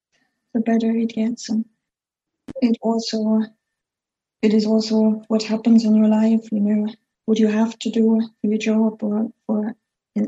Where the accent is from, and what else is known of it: Germany; born or raised there; first language German; English is a second language; now in United Kingdom